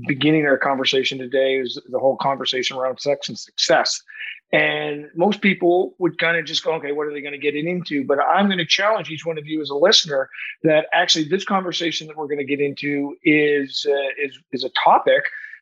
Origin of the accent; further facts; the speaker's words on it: Saint John, New Brunswick, Canada; based out of St. John, New Brunswick, my hometown.